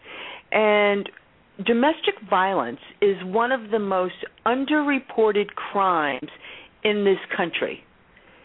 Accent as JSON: {"language": "English", "town": "New York City", "region": "New York", "country": "United States", "tie": "born or raised there", "said": "I'm a kid from the Bronx, Roman Catholic Sicilian family"}